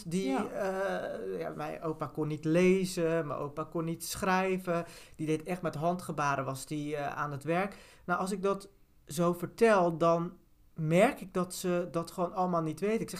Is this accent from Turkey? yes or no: yes; Turkey; Eh, ik ben Turks en oh, heb niet altijd in alle vakjes die je had gehoord, zeg maar.